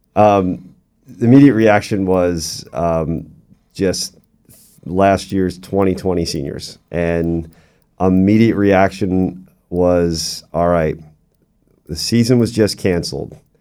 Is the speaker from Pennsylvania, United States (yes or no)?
yes; Doylestown, Pennsylvania, United States; moved away as an adult; also born or lived in Ohio / Albany; now in Central Florida, United States; I'm originally from Doylestown, Pennsylvania. It's about an hour outside of the Philadelphia hour, uh, area